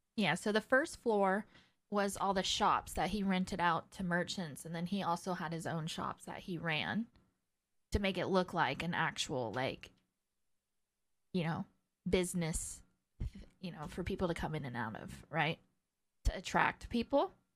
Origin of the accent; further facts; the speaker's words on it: near the Bay Area, California, United States; moved away; growing up in California near the Bay Area